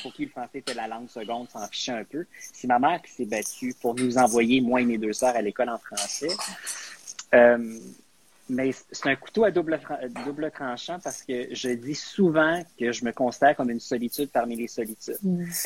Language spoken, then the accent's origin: French; Quebec, Canada; first language English; French is a second language; also born or lived in Edmonton; je suis anglophone du Québec